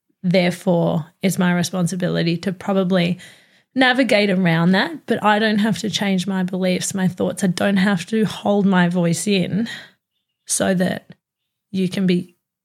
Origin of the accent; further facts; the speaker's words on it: Australia; being Australian